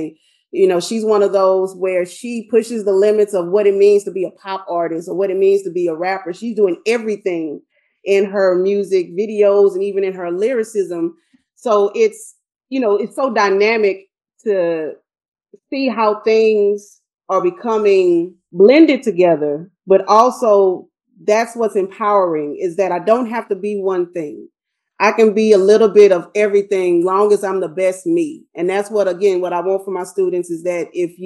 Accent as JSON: {"language": "English", "town": "Shreveport", "region": "Louisiana", "country": "United States", "tie": "born or raised there", "moved": "as an adult", "lives_now": "Texas, United States", "said": "I grew up in Shreveport, Louisiana"}